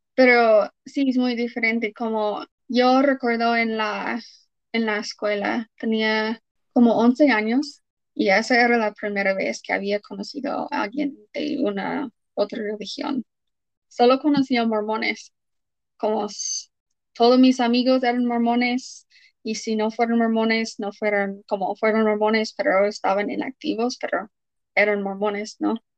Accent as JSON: {"language": "Spanish", "town": "Provo", "region": "Utah", "country": "United States", "tie": "born or raised there", "also_born_or_lived": "Dominican Republic", "said": "he estado en Utah toda mi vida, nací en Provo y he vivido aquí por toda mi vida"}